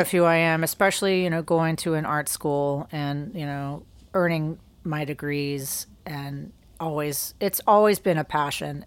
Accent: Greensboro, North Carolina, United States; moved away as an adult; now in Savannah, United States; I grew up in Greensboro, North Carolina

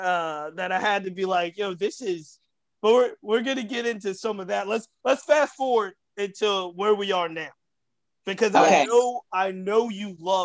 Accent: Virginia, United States; because we're in Virginia, I tend to have been a regional dude.

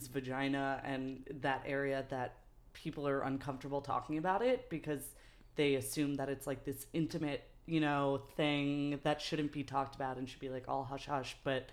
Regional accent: New York City, New York, United States; also born or lived in Manhattan / Brooklyn; born and raised in New York

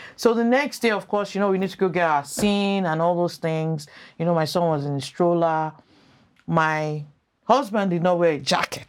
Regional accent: Lagos, Nigeria; moved away as an adult; also born or lived in United States / Maryland; now in Canada; I grew up in First Arc in Nigeria

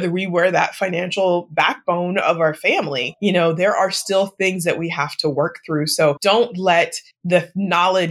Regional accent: Portland, Oregon, United States; moved away; also born or lived in Midwest; I grew up in Portland, Oregon

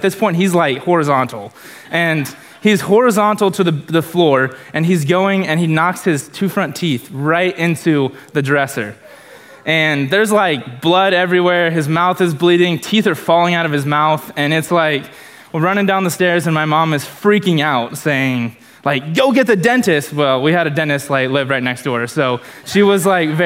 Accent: Arthur, Illinois, United States; moved away as an adult; now in Sullivan, United States; I'm originally from Arthur. I've lived in Sullivan here for 3 years

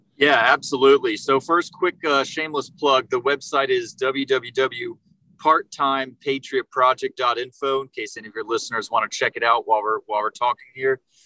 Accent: Jacksonville, Florida, United States; now in Naples, United States; I was born and raised up in Jacksonville, Florida, and I moved down here to Naples in 2007

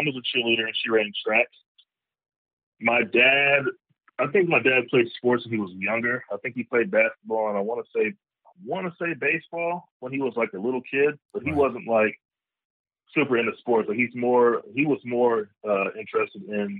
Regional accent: Arlington, Texas, United States; I am originally from Arlington, Texas. I was raised there.

